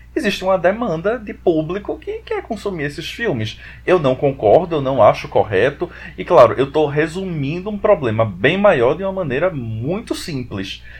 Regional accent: Recife, Pernambuco, Brazil; eu sou aqui de Recife

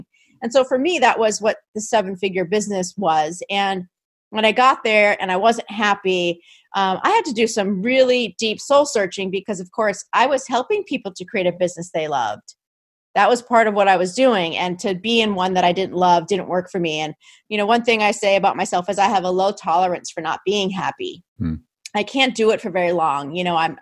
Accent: New Jersey, United States; I'm from New Jersey

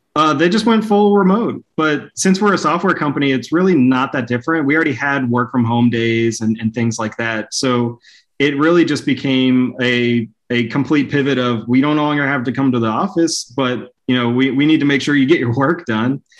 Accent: Dallas, Texas, United States; moved away as an adult; also born or lived in Plano, Texas; now in Hot Springs Village, United States; as a kid growing up in Dallas

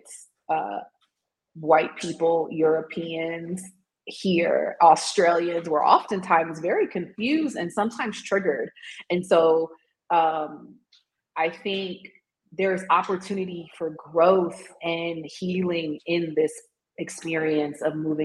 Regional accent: United States; moved away as an adult; also born or lived in Tanzania; now in South Africa; as an American

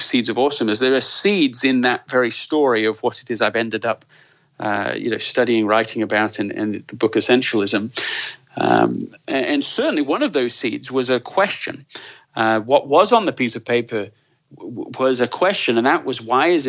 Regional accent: Leeds, Yorkshire and the Humber, United Kingdom; moved away as an adult; also born or lived in London / Colorado; I was born in London, grew up in Leeds

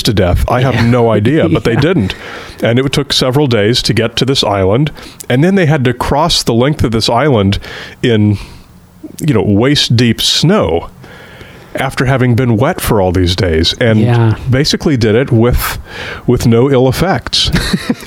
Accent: Orange County, Southern California, United States; moved away as an adult; now in Bend, United States; where I'm used to growing up, there's no microbrews in Orange County

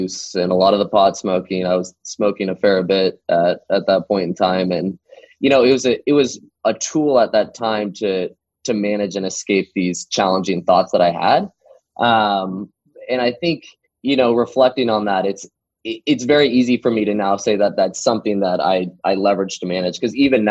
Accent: Tualatin, Oregon, United States; We're about 30 minutes outside of Tualatin, in my hometown that I grew up in.

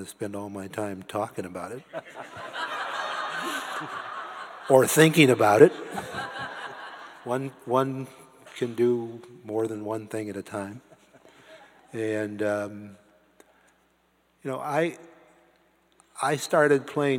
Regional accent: Canton, Ohio, United States; somebody like me growing up in Canton, Ohio

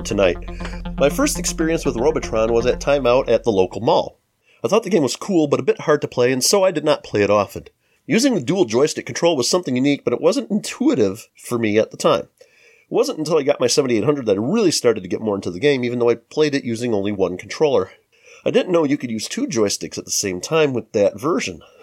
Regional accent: Chicago, Illinois, United States; We're from the Chicago metro area

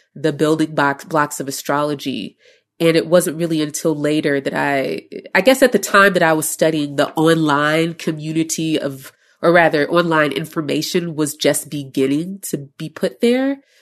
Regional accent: Chicago, Illinois, United States; I'm from Chicago

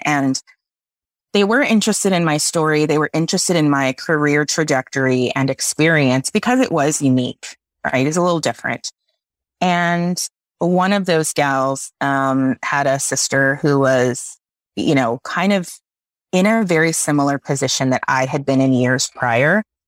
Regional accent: South Texas, United States; I grew up in South Texas

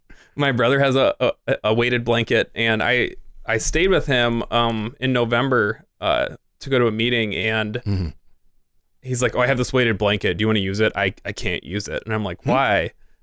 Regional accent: Midwest, United States; being a Midwesterner

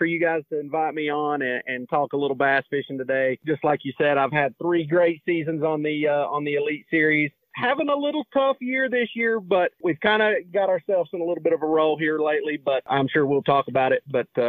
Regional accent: Fairview, North Carolina, United States; I was raised in Fairview, North Carolina, which is just outside of Asheville, there on the western side of North Carolina, there in the mountains

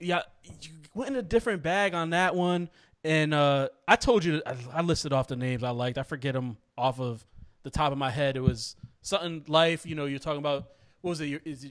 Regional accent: Connecticut, United States; I'm from Connecticut, tri-state area. I grew up listening to the New York rappers.

